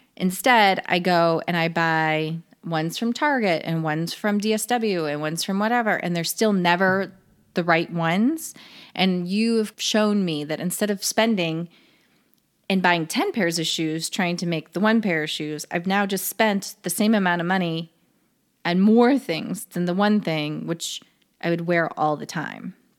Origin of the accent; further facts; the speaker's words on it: Chicago, Illinois, United States; moved away as an adult; I was born in Illinois, raised in Illinois